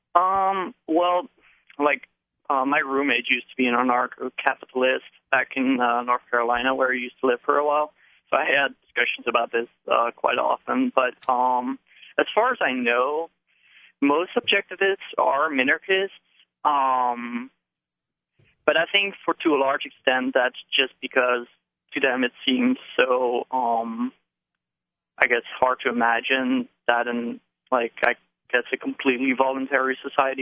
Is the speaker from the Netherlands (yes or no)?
yes; Netherlands; moved away as an adult; now in New Hampshire, United States; originally I'm from the Netherlands, okay. but I'm here for graduate school, so okay. I, I just moved to New Hampshire